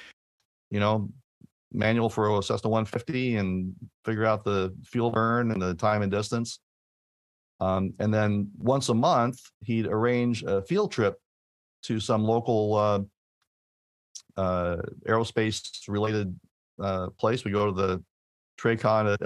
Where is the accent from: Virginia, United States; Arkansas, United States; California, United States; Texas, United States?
California, United States; Torrance; I grew up in Torrance, California